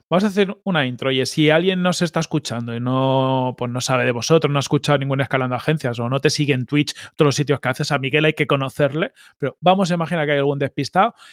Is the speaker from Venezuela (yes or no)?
yes; Táchira, Venezuela; yo mira que yo soy gocho